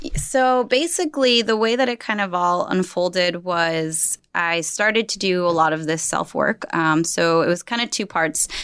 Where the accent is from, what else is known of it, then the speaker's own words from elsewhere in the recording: Berkeley Heights, New Jersey, United States; also born or lived in Brooklyn, New York / Staten Island, New York; so I was born in Brooklyn, and then I lived a few years in Staten Island and moved to New Jersey, where I grew up in Berkeley Heights